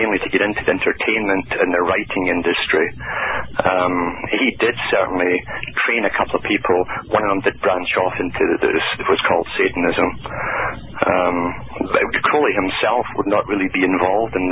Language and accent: English; United Kingdom; growing up in Britain during a hell period